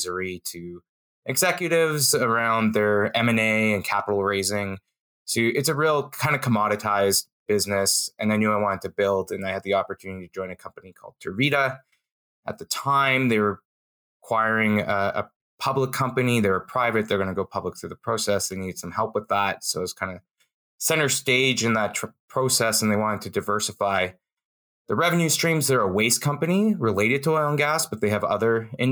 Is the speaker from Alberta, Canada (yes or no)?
yes; Calgary, Alberta, Canada; also born or lived in Toronto; I moved here when I was very young, 6 months. And I grew up in Calgary.